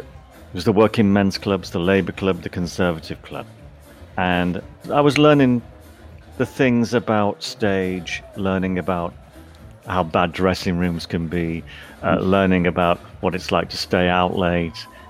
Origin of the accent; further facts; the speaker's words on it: St Helens, North West England, United Kingdom; I grew up in St Helens. It's halfway between Liverpool and Manchester, in the northwest of England